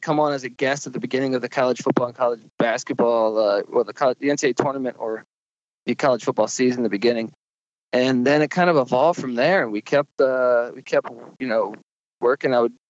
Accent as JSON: {"language": "English", "region": "East Coast", "country": "United States", "tie": "born or raised there", "lives_now": "Los Angeles, United States", "said": "I grew up on the East Coast and I moved out to LA to pursue stand up and writing and stuff"}